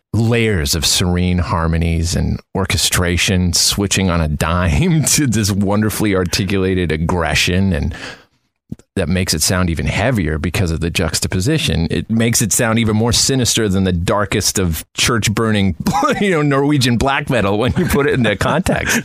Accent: Canada; moved away as an adult; now in Los Angeles, United States; I'm from Canada originally, so I moved here in 2005

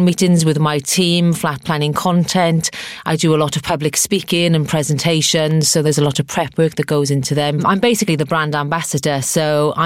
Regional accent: Abercynon, Wales, United Kingdom; moved away; I was brought up in the South Wales Valleys in a place called Abercynon.

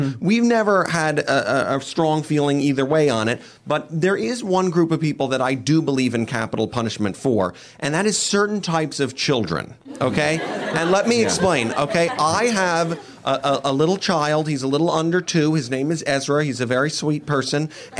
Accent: New York, United States; Anyway, we are from New York.

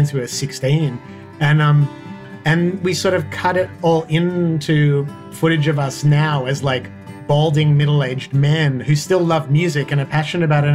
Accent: Australia; also born or lived in Sydney; as an Australian kind of punk kid

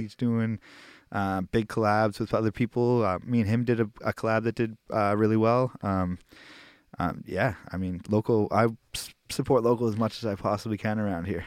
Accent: Halifax, Nova Scotia, Canada; I'm from Halifax

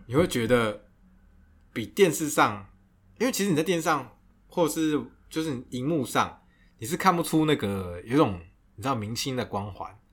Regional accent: Taiwan; 我是台湾来的

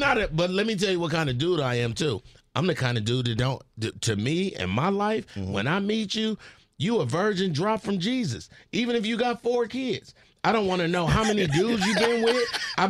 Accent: California, United States; I'm from Cali, man.

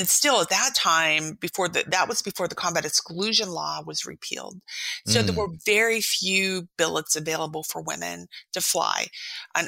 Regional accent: East Coast, United States; moved away as an adult; also born or lived in San Diego / Moscow, Idaho; we're from the East Coast

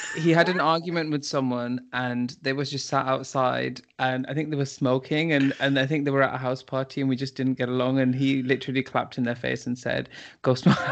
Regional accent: United Kingdom; we are British

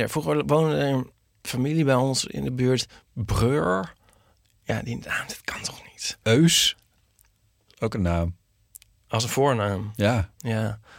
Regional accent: Germany; mijn zusje en ik, met het, als, Duitse, als Duitsers Franse woorden, dan kunnen we ook niet tegen.

